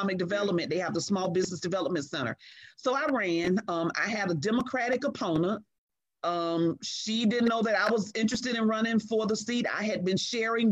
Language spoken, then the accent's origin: English; St. Petersburg, Florida, United States; I grew up in Jordan Park the whole while I served on city council